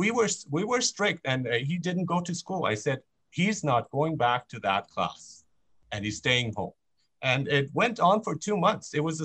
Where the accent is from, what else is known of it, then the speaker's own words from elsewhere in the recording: Germany; now in Vancouver, Canada; I grew up in Germany.